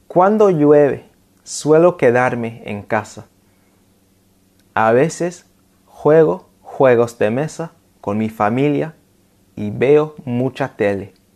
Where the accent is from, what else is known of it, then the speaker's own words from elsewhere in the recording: London, United Kingdom; first language English; Spanish is a second language; mi ciudad natal, Londres